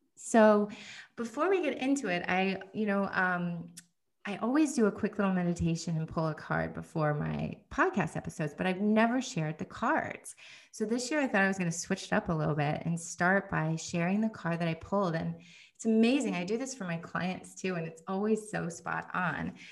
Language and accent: English; United States; my husband is Finnish and I'm American